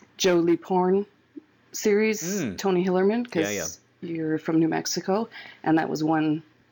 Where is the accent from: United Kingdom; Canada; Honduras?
Canada; also born or lived in British Columbia; As a Canadian